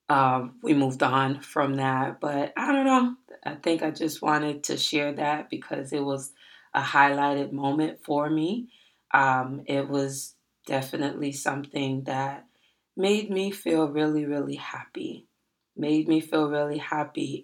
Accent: Miami, Florida, United States; I told him that I was from Miami.

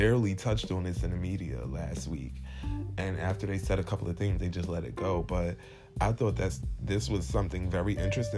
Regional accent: New York City, New York, United States; I'm from Brooklyn, New York

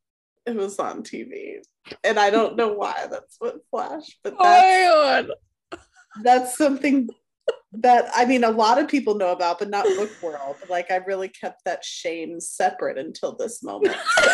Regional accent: Texas, United States; When I was in high school, I was on a dance squad, and I live in Texas. So, you know, Texas football is king

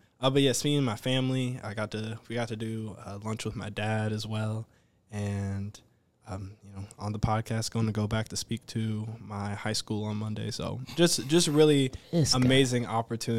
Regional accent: Covington, Georgia, United States; moved away as an adult; also born or lived in Fort Valley, Georgia; now in Grand Rapids, United States; I'm from Covington, all right?

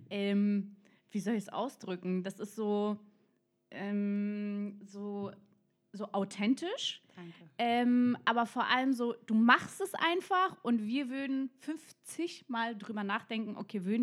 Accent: Berlin, Germany; Ähm, wir sind Berliner Girls. Du auch. Du kommst sogar aus meiner Hut

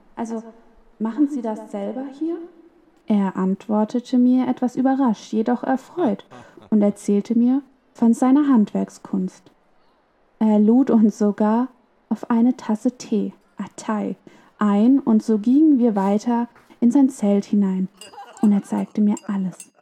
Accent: Germany; dass ich aus Deutschland komme, aus Europa

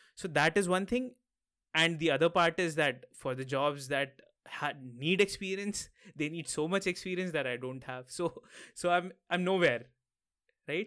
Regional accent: Lucknow, Uttar Pradesh, India; moved away as an adult; also born or lived in Mumbai, India; now in Maastricht, Netherlands; My hometown is in the north of India, somewhere near Delhi. So, I'm from Lucknow.

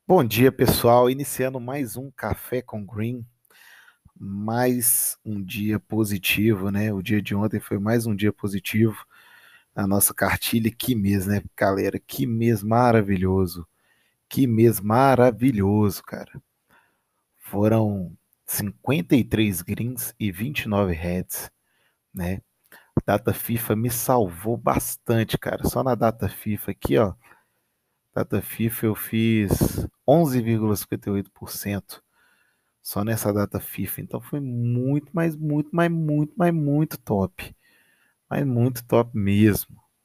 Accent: Minas Gerais, Brazil; Campeonato Mineiro, Campeonato da minha terrinha aqui

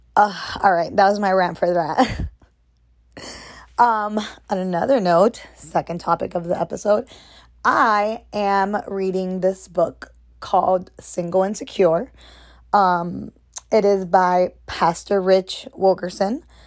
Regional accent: United States; as an American

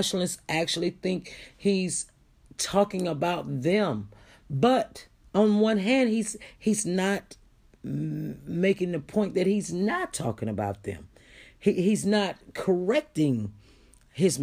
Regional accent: United States; we as an American public

